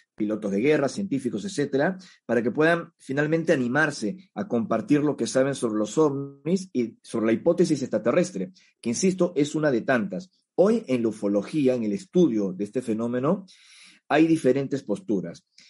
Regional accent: Peru; en mi país de origen, en el Perú, donde ahora mismo me encuentro

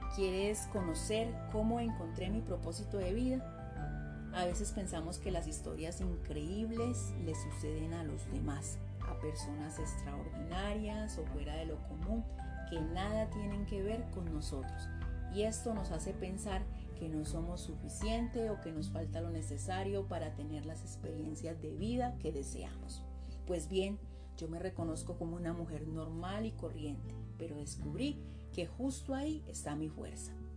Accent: Colombia; soy una mujer colombiana

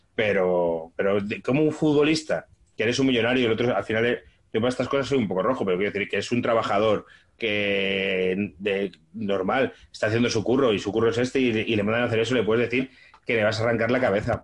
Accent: Móstoles, Community of Madrid, Spain; also born or lived in Zamora; yo que me he criado en Mostoles

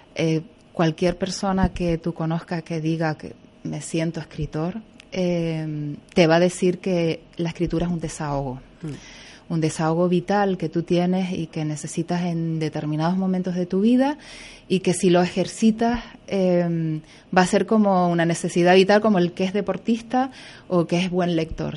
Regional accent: Güímar, Canary Islands, Spain; soy de aquí

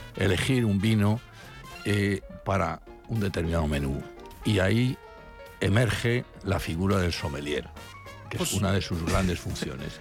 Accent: La Rioja, Spain; yo soy riojano

